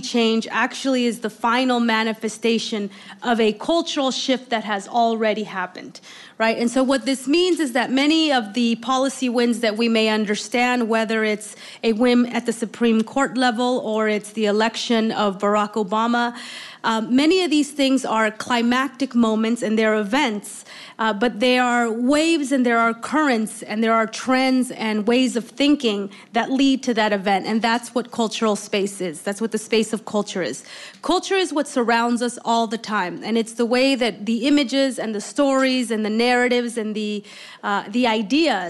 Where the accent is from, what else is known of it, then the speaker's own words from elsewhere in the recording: Oakland, California, United States; I grew up in Oakland